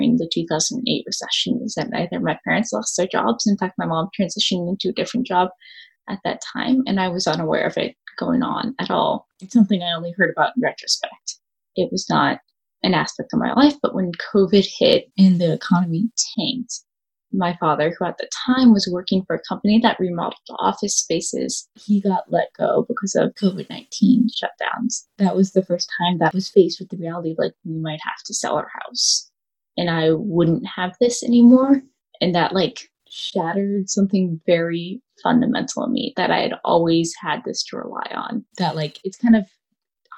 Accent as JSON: {"language": "English", "town": "Palo Alto", "region": "California", "country": "United States", "tie": "born or raised there", "also_born_or_lived": "Baltimore", "said": "my situation growing up in California is I live in a house in Palo Alto"}